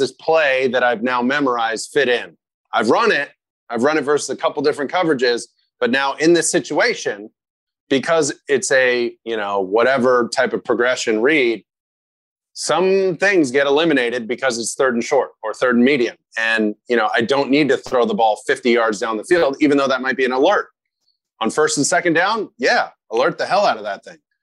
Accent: California, United States; I grew up here in California

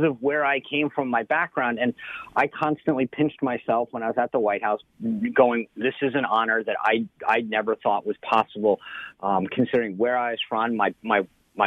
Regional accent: Rhode Island, United States; moved away; I grew up in Rhode Island

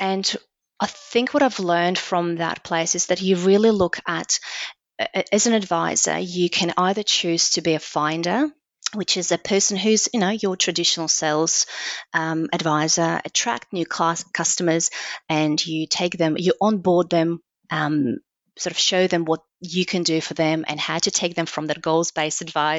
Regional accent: Belarus; born there; English is a second language; moved away as an adult; I'm from Belarus, which is a small, very small country in Eastern Europe. It used to be part of the Soviet Union. So I was born there, and I left when I was 21.

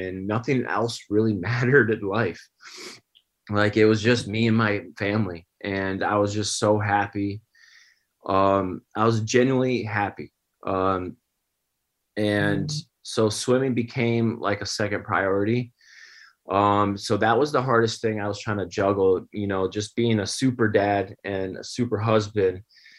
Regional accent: New York, United States; Upstate New York. Yeah. Grew up there, and I was always around the swimming pool. My parents were swim coaches. So, I guess you could say I grew up on the pool deck.

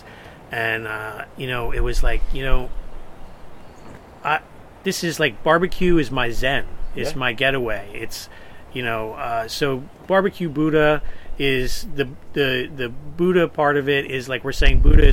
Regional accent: New Jersey, United States; I'm from Jersey

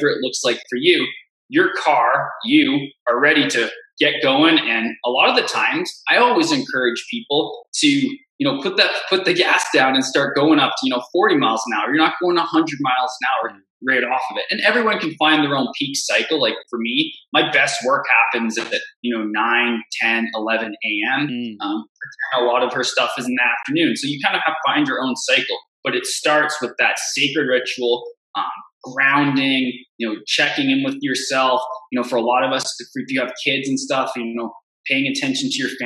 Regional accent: Canada; I'm from Canada.

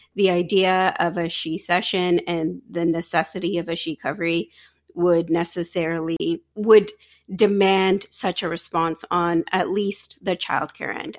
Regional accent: Ajax, Ontario, Canada; now in Pickering, Canada; I live in Pickering now, I grew up in Ajax

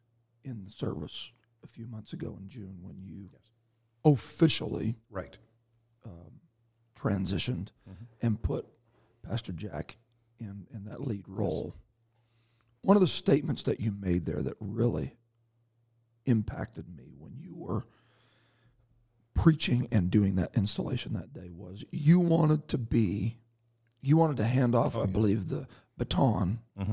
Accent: Canada; So we see him when we're out getting more ice for our igloo, because that's the majority of what Canadians do, right?

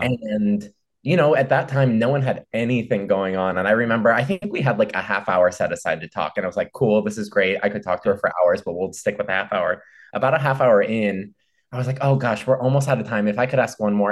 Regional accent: Ohio, United States; moved away as an adult; also born or lived in Chicago; now in Los Angeles, United States; I'm from Ohio

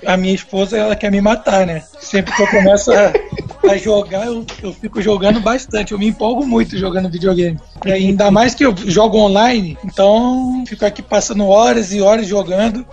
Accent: Rio de Janeiro, Brazil; also born or lived in São Paulo; eu sou carioca, fiquei em São Paulo

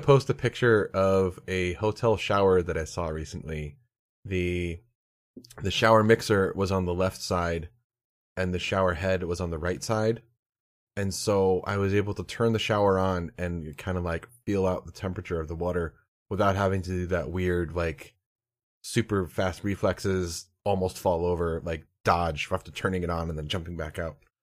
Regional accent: Pennsylvania, United States; I grew up in Pennsylvania.

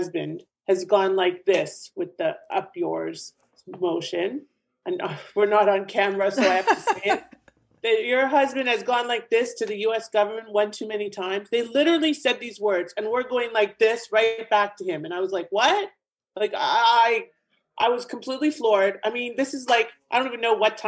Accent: Canada; moved away as an adult; also born or lived in Ontario, Canada / Florida, United States; now in South Florida, United States; I'm originally from Canada myself. I'm here in South Florida now.

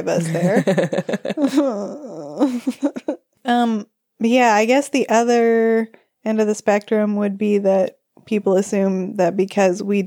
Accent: United States; moved away as an adult; now in Kathmandu, Nepal; We are American.

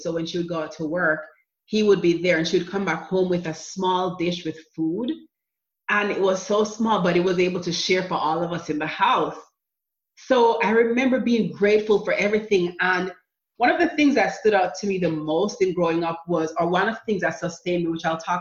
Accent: Jamaica; moved away as an adult; also born or lived in New Jersey / Florida; now in United States; growing up in Jamaica with my mom, we were poor

